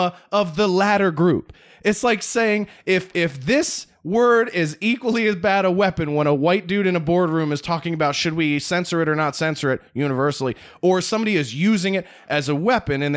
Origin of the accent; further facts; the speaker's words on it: Philadelphia, Pennsylvania, United States; I grew up on the East Coast